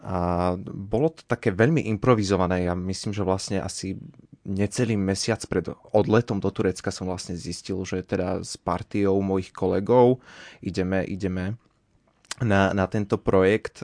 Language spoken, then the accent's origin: Slovak; Martin, Žilina Region, Slovakia; moved away as an adult; also born or lived in Rakovo; now in Banská Bystrica, Slovakia; Pochádzam z Martina, ale študujem momentálne tu v Banskej Bystrici